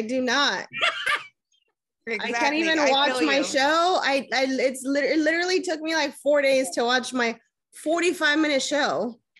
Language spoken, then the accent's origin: English; Puerto Rico; moved away; also born or lived in California; I was raised in Puerto Rico